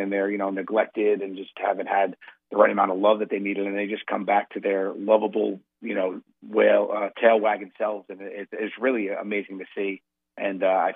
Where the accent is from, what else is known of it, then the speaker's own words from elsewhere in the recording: New York, United States; I'm from New York. I'm a New Yorker